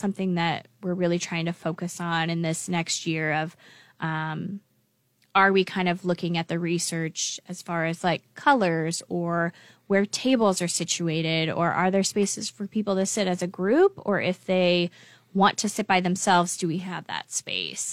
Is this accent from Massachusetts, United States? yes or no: no; Lincoln, Nebraska, United States; I grew up in Lincoln, uh, and I went to Lincoln Public Schools here